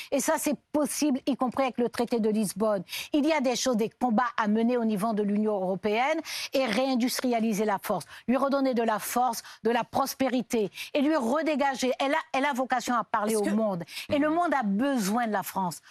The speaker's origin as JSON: {"language": "French", "country": "French Guiana", "tie": "born or raised there", "moved": "as an adult", "said": "Je suis née, j'ai grandi en Guyane"}